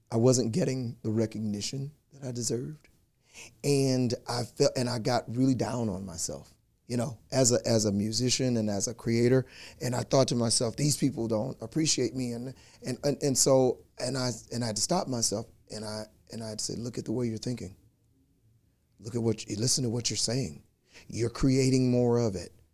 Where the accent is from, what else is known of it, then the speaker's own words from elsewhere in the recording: Louisiana, United States; we grew up together in Louisiana